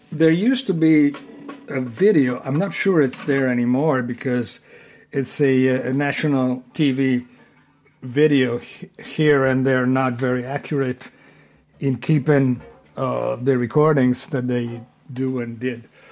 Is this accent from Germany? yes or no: no; Genoa, Liguria, Italy; born in Genova, Italy